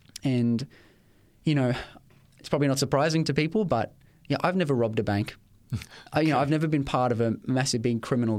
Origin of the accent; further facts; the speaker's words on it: Ipswich, Queensland, Australia; It's my hometown. I know it's got a bit of a reputation, or had a bit of a reputation, but it's the place where I was born. It's the place where I grew up, and I've spent most of my life in that particular town.